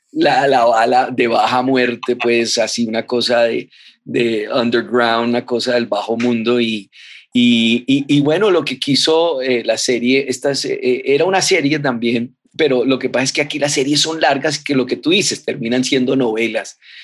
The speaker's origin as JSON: {"language": "Spanish", "country": "Colombia", "said": "Nosotros aquí en Colombia"}